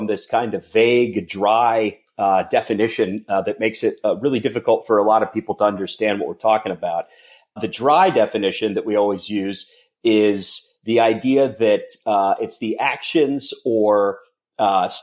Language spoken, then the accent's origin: English; Cincinnati, Ohio, United States; I'm from Cincinnati